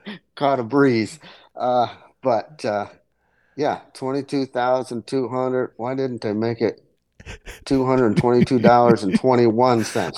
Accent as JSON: {"language": "English", "town": "Leicester", "region": "New York", "country": "United States", "tie": "born or raised there", "said": "my hometown of Leicester, New York"}